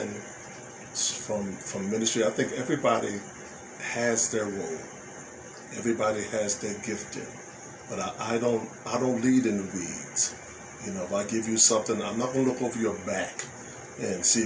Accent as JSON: {"language": "English", "town": "Philadelphia", "region": "Pennsylvania", "country": "United States", "tie": "born or raised there", "moved": "yes", "said": "I'm from Philly. I'm from North Philly. I grew up in gang war time"}